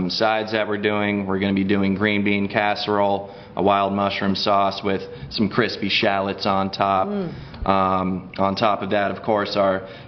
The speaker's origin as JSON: {"language": "English", "region": "Massachusetts", "country": "United States", "moved": "yes", "said": "Massachusetts originally"}